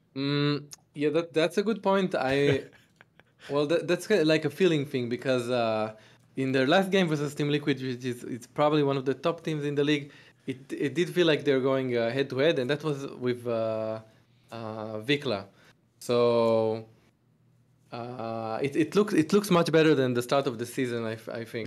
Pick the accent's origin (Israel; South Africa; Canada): Israel; Tel Aviv, Tel Aviv District; I'm from Tel Aviv, Israel